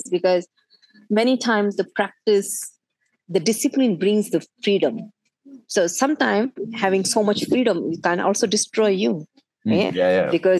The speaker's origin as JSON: {"language": "English", "country": "India", "tie": "born or raised there", "said": "being in Indian, born in India"}